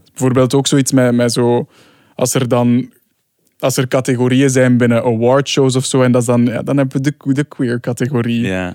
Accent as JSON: {"language": "Dutch", "town": "Sint-Niklaas", "region": "Flanders", "country": "Belgium", "said": "ik kom dus uit Sint-Niklaas"}